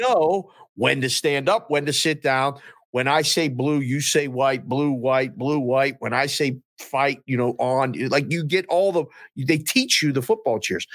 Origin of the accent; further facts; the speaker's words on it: Pittsburgh, Pennsylvania, United States; I grew up in Pittsburgh